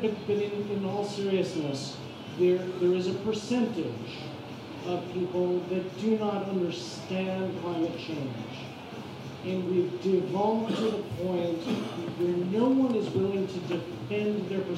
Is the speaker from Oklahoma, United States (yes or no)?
no; East Meadow, New York, United States; now in Atlanta, United States; we talked about my growing up in East Meadow, New York, but I live in Atlanta.